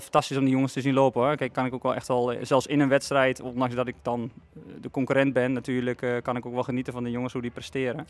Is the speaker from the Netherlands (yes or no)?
yes; Netherlands; ik kom oorspronkelijk uit Vassenveld, niet hier van vandaan, ver vandaan